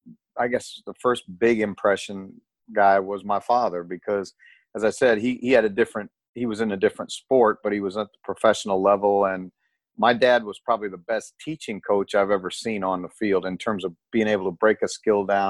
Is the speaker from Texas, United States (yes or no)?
no; South Bend, Indiana, United States; where I grew up was in South Bend, Indiana